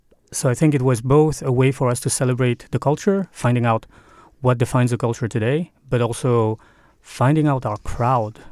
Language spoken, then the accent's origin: English; Paris, Île-de-France, France; moved away as an adult; now in Denmark; I grew up in Paris